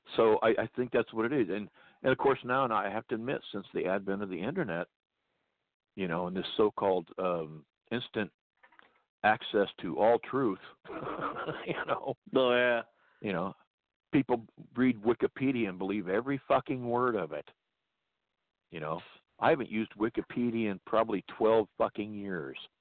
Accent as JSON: {"language": "English", "country": "United States", "tie": "born or raised there", "said": "I am an American. I was born and raised in this country."}